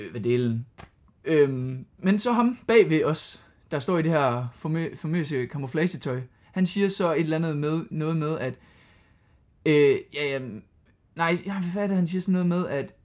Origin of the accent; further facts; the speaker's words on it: Aarhus, Central Denmark Region, Denmark; når vi kommer her fra Aarhus